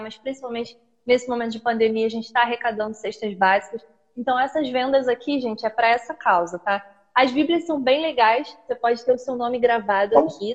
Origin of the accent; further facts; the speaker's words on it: Duque de Caxias, Rio de Janeiro, Brazil; Sou carioca, sou de Duque de Caxias